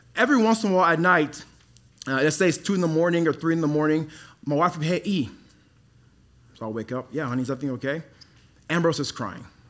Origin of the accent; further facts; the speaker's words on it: Dallas, Texas, United States; also born or lived in Congo; now in Colorado, United States; I grew up in Dallas